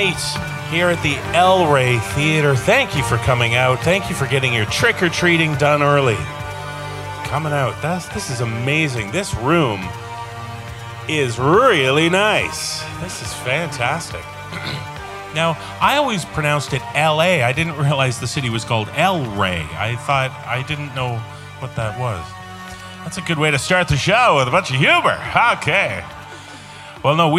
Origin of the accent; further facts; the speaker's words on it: Toronto, Ontario, Canada; that's my hometown